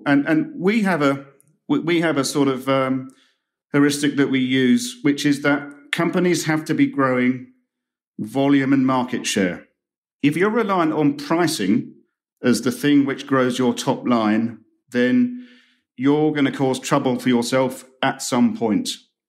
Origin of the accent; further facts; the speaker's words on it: United Kingdom; And I'm not just saying that as a Brit who's...